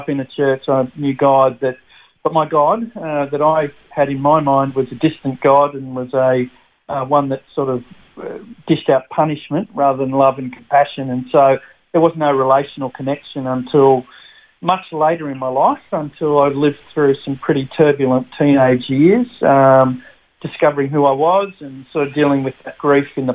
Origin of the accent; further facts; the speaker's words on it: Sydney, New South Wales, Australia; also born or lived in Albury-Wodonga; now in Brisbane, Australia; I'm a country boy, so I was born in Albury, Wodonga, raised there in the country until I was 9 years of age, and then we moved to the Big Smoke of Sydney.